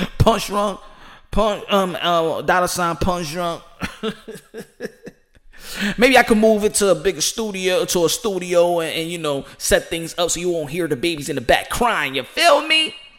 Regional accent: United States; As an American

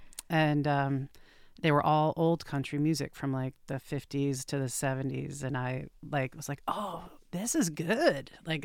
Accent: Vermont, United States; now in Portland, United States; where I grew up in Vermont

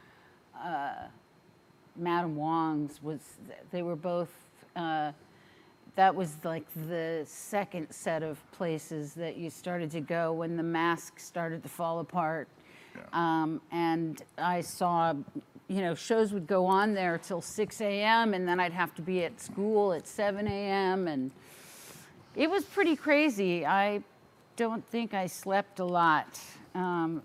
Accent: Orange County, California, United States; I grew up in Orange County, California, so there were no shows there

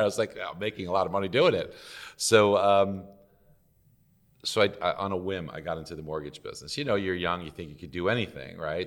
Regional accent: New York City, New York, United States; I grew up in Brooklyn, New York

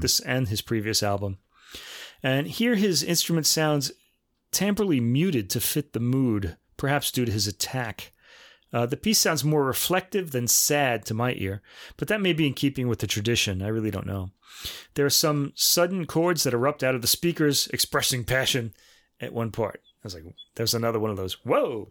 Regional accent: United States; we Americans

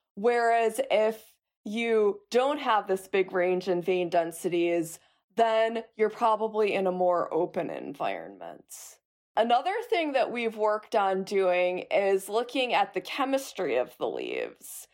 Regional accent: Chicago, Illinois, United States; I grew up in Chicago

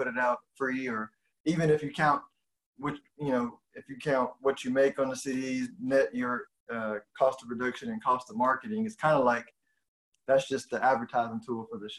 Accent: Houston, Texas, United States; now in Dallas, United States; like in Houston, we grew up on Swisher House

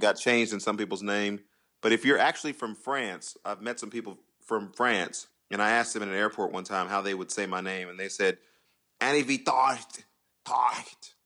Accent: Temple, Texas, United States; I'm from Temple.

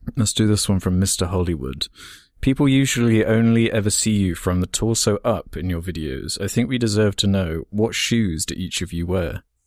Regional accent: New Zealand; I'm a Kiwi.

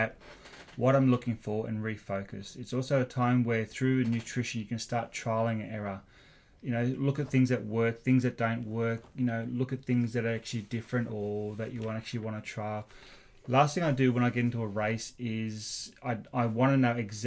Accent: Australia; moved away as an adult; now in Agassiz, Canada; I grew up watching triathlon in Australia

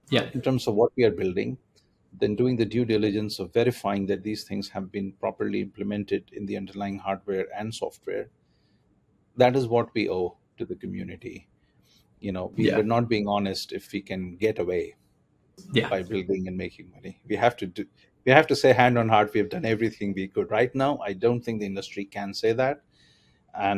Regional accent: India; moved away as an adult; also born or lived in Germany; I grew up in India

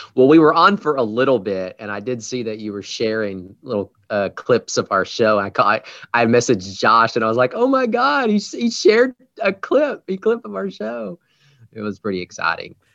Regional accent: Texas, United States; I'm from Texas which we speak a different dialect of the English language as well

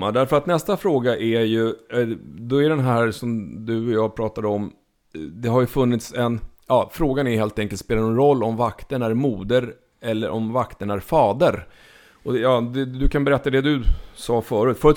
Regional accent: Småland, Sweden; vilket inte vill säga lite eftersom jag är från Småland.

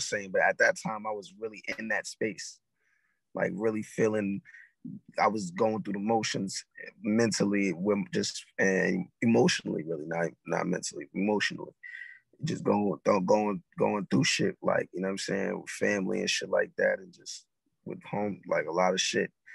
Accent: New York City, New York, United States; I'm from Harlem

